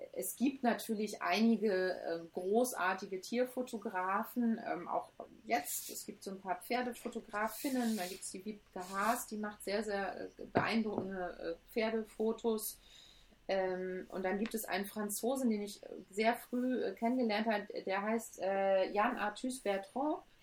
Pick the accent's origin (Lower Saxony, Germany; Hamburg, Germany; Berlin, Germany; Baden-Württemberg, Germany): Hamburg, Germany; now in Cologne, Germany; ich bin gebürtige Hamburgerin und ich liebe Hamburg und ähm, das ist auch meine Heimat irgendwie